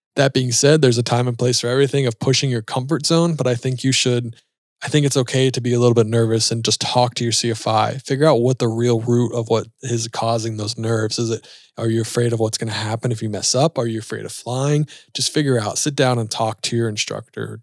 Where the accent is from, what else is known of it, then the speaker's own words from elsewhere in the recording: Charlotte, North Carolina, United States; We're both from Charlotte